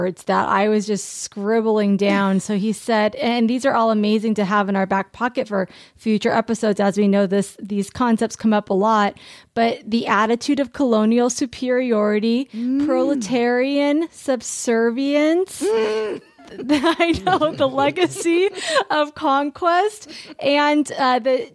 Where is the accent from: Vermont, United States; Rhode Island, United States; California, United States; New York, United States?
California, United States; growing up in California, our big fourth grade project was all about the missions.